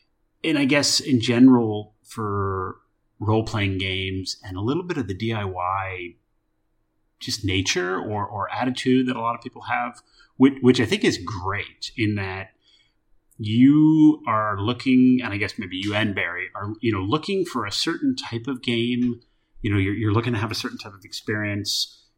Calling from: Solomon Islands; I'm calling in from the Solomon Islands here on work

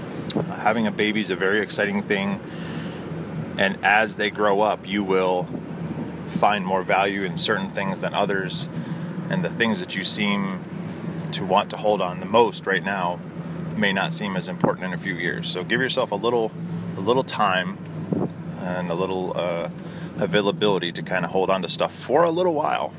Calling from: Toledo, Ohio, United States; I'm calling from the Toledo, Ohio area.

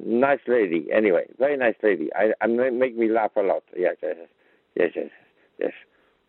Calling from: Graz, Styria, Austria; English is a second language; Hello, this is …. I live in Graz in Austria. I'm studying English.

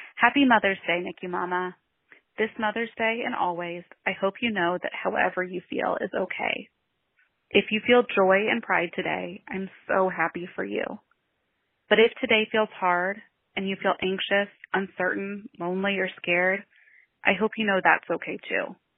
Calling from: Cincinnati, Ohio, United States; I'm calling from Cincinnati, Ohio in the USA

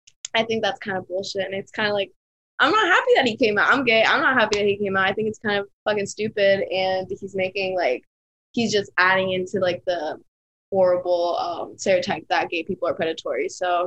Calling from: Brooklyn, New York, United States; I'm calling from Brooklyn, New York.

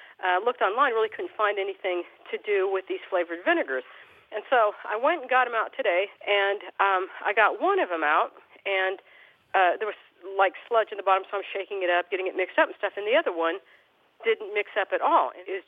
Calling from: Madison, Alabama, United States; Madison, Alabama.

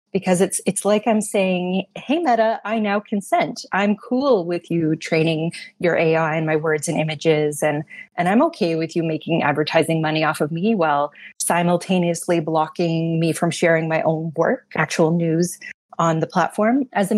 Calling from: Toronto, Ontario, Canada; I'm joining you from Toronto today.

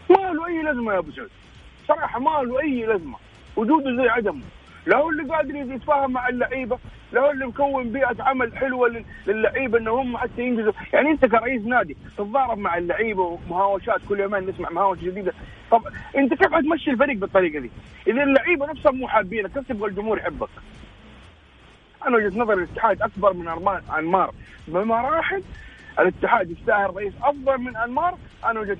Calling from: Jeddah, Makkah Province, Saudi Arabia; مشجع هلالي من جده

